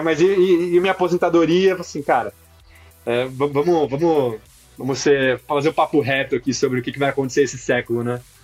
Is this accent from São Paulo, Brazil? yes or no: yes; São Paulo, Brazil; moved away as an adult; now in Ceará, Brazil; eu também sou paulista, sou paulistano, nascido criado